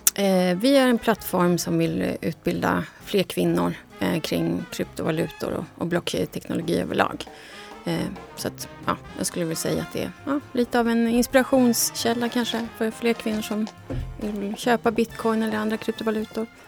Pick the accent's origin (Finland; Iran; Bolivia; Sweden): Bolivia; moved away; also born or lived in Munich, Germany; jag är från Bolivia